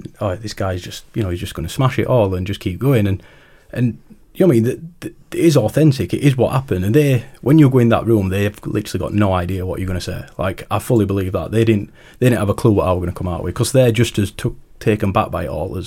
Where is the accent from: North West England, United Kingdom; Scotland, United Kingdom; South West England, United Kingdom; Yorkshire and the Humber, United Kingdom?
Yorkshire and the Humber, United Kingdom; Rotherham; from Rotherham